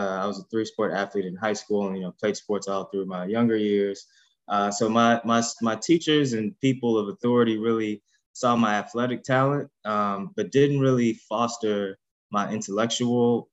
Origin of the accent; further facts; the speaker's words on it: Ferguson, Missouri, United States; I'm from the Ferguson, Missouri area